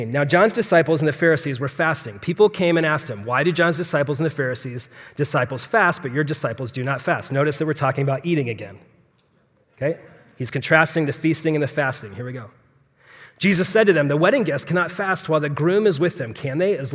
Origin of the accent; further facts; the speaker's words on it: Phoenix, Arizona, United States; So I was, I'm born and raised in Phoenix, so I'm a native.